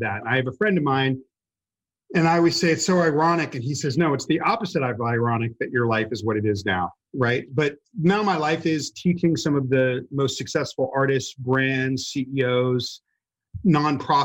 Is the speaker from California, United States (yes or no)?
yes; Los Angeles, California, United States; I grew up in slums east of Hollywood, California, towards downtown Los Angeles